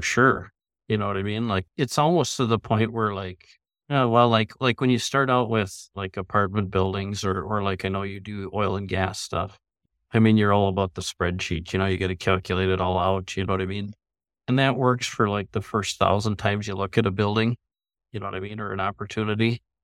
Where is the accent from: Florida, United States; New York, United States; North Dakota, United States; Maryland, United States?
North Dakota, United States; Minot; also born or lived in Minneapolis, Minnesota / St. Cloud, Minnesota; now in Fargo, United States; I grew up in Minot, North Dakota